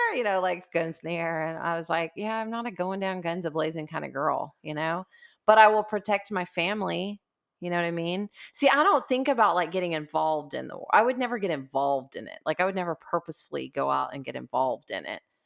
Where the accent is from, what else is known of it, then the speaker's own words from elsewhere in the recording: United States; I'm an American